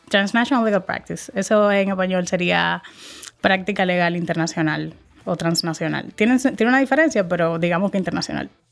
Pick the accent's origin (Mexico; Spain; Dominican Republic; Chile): Dominican Republic; soy dominicana, dominicanísima. Eso sí me describe mucho. Adoro, amo mi país, cada fibra de mi país